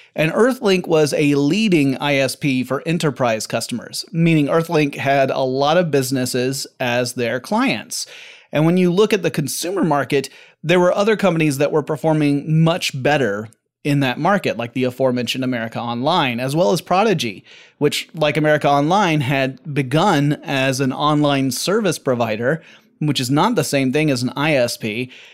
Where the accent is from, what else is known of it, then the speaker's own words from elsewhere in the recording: Atlanta, Georgia, United States; Atlanta, Georgia, my hometown.